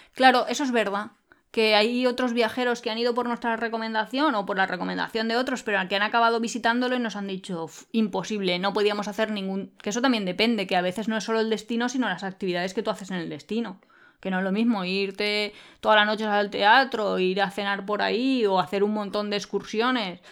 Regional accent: Spain; Nosotros somos originarios de España

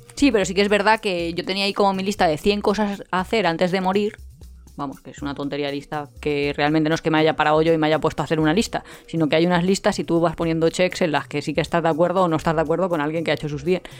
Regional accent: Alicante, Valencian Community, Spain; somos de Alicante

